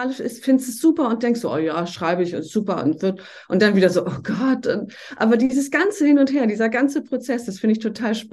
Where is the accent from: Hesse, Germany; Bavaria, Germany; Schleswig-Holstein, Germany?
Schleswig-Holstein, Germany; so äh, ganz grobe Richtung zwischen Flensburg und Schleswig. Das sind vielleicht Städte, die man kennt.